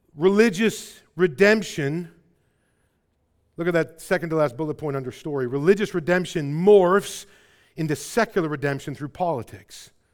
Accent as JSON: {"language": "English", "town": "Rockford", "region": "Illinois", "country": "United States", "tie": "born or raised there", "accent": "Midwest", "said": "I was in Rockford."}